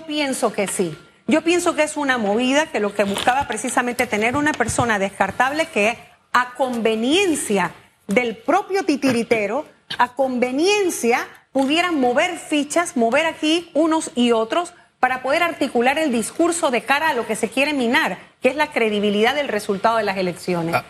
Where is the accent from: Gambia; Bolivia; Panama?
Panama; Como panameños